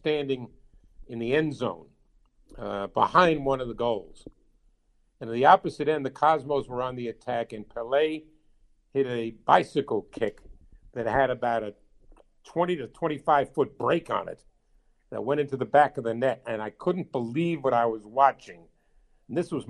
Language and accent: English; New York, United States; as a guy growing up in New York